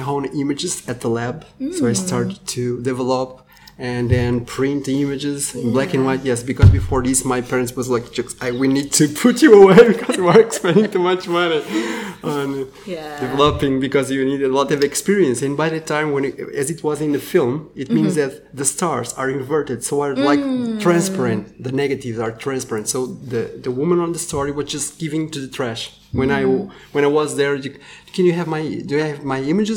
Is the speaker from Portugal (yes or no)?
yes; Portugal; I'm from Portugal